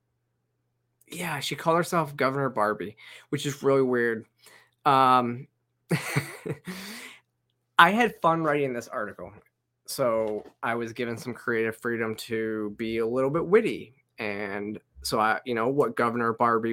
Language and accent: English; Michigan, United States; moved away; I grew up in Michigan. I graduated from Central Michigan. Most of my family still lives in Michigan.